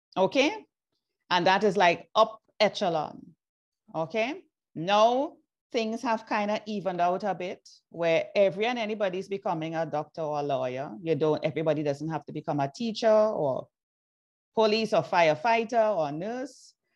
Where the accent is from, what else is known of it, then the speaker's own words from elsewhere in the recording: Trinidad & Tobago; moved away as an adult; also born or lived in Jamaica; I was born in Trinidad and Tobago. Then I migrated